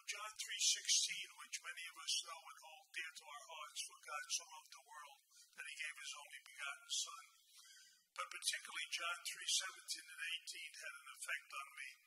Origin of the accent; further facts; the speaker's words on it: New York City, New York, United States; I born and raised in Brooklyn, New York.